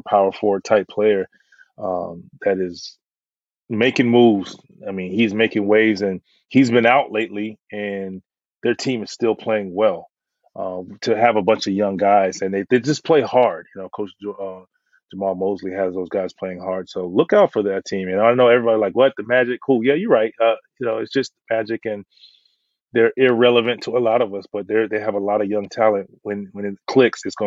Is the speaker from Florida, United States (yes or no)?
yes; Florida, United States; I'm from Florida